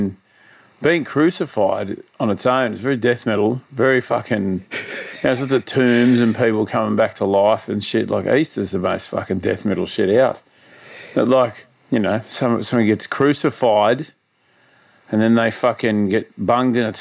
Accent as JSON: {"language": "English", "town": "Sydney", "region": "New South Wales", "country": "Australia", "tie": "born or raised there", "said": "Grew up out northwestern Sydney."}